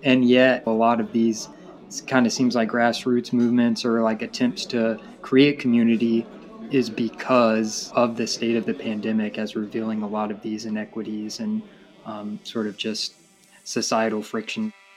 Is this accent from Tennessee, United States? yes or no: yes; Tennessee, United States; I'm from Tennessee